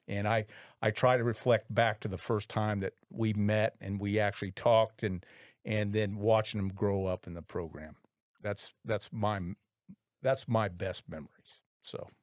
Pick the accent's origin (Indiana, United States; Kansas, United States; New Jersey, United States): Indiana, United States; Indianapolis; I graduated from Lawrence North High School way back in nineteen eighty-one